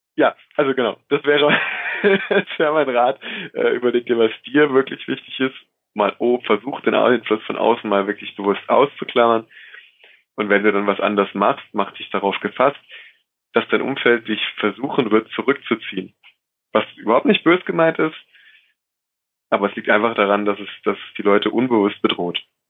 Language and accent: German; Rhineland-Palatinate, Germany; ich komme aus der Pfalz